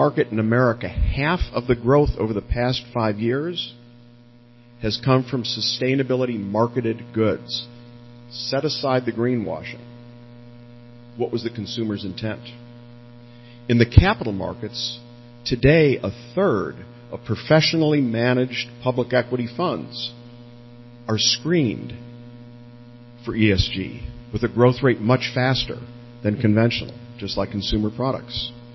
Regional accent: Chicago, Illinois, United States; moved away as an adult; now in Silicon Valley, United States; I'm from Chicago, actually. I moved to Silicon Valley right after graduating from school and have been there ever since

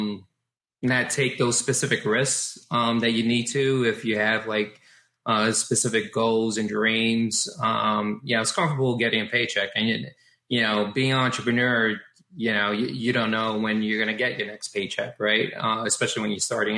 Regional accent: New York City, New York, United States; I was born and raised in the Bronx

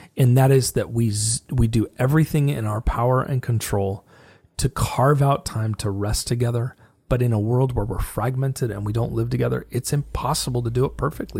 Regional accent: United States; as an American, I'm forty-one years old.

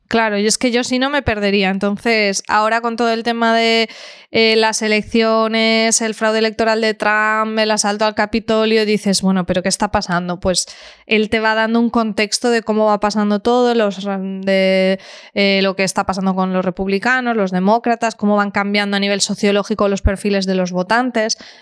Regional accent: Alcoy, Valencian Community, Spain; mi pueblo, de Alcoy

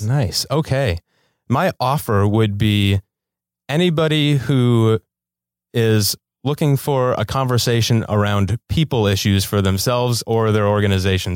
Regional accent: Milwaukee, Wisconsin, United States; moved away as an adult; now in Los Angeles, United States; I'm from Milwaukee, Wisconsin.

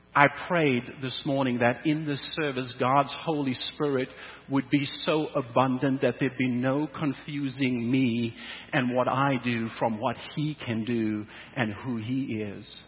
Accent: South Africa; now in Canada; growing up in South Africa, moving to Canada

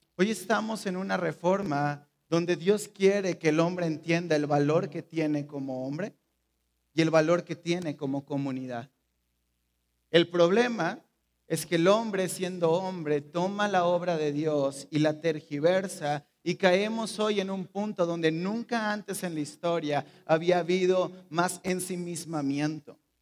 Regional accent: Mexico; Somos mexicanos

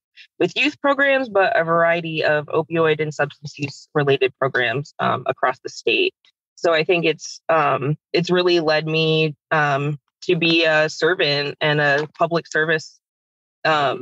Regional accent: Tampa, Florida, United States; I grew up in the Tampa Bay area

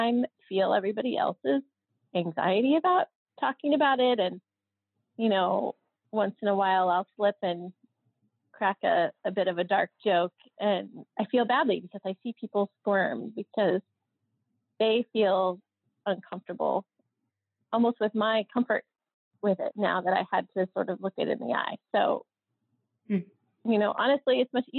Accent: United States; we're American

